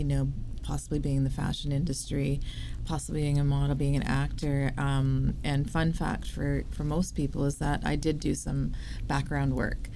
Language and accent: English; Vancouver, British Columbia, Canada; Where I'm from? Born and raised in Vancouver.